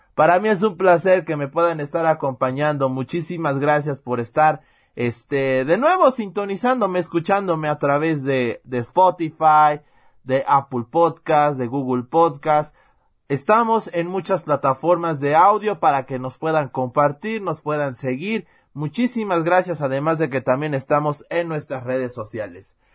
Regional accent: Puebla, Mexico; yo soy poblano

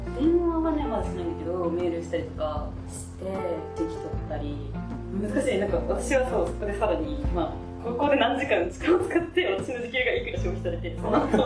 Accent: Hokuriku, Japan; 出身は北陸です

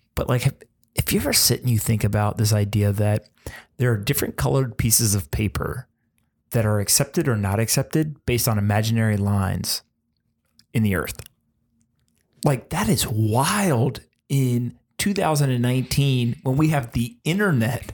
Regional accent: United States; as an American

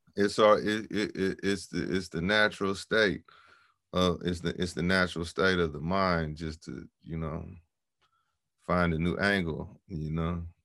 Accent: San Francisco, California, United States; growing up in San Francisco

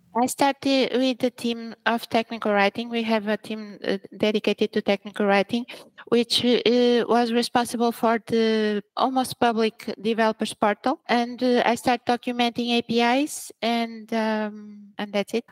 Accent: Braga, Portugal; also born or lived in Angola; I was born in Angola. Mm-hmm. And then, and then I came here when I was very little. I was three years Old when I came to Portugal and then I grew up here, so I'm more Portuguese

